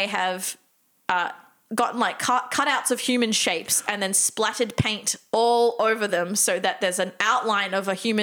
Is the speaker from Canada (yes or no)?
no; Australia; we're from Australia